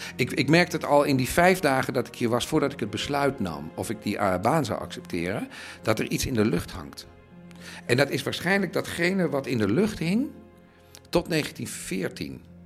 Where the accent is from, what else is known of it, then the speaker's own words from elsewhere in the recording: Netherlands; moved away as an adult; now in Berlin, Germany; Ik ben Nederlander